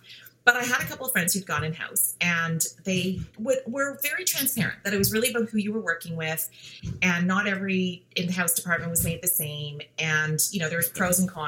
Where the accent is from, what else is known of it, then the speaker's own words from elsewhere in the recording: Western Canada, Canada; first language English; moved away as an adult; now in Toronto, Canada; I grew up in Western Canada, so I did my undergrad at University of Calgary.